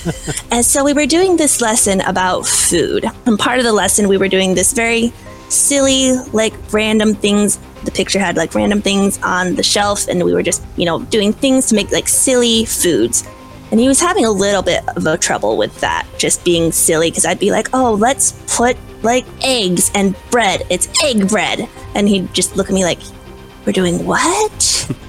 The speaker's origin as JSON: {"language": "English", "region": "Midwest", "country": "United States", "tie": "born or raised there", "said": "I was born and raised in the Midwest of the United States. I moved around a lot as a kid. I was homeschooled. And so I like to tell people that I'm a farm girl. I grew up around farms and animals"}